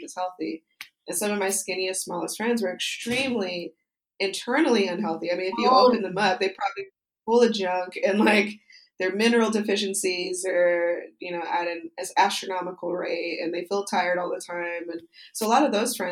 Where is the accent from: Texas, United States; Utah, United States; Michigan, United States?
Utah, United States; moved away; I usually go back to Utah, which is my home state, for the holidays to visit my family.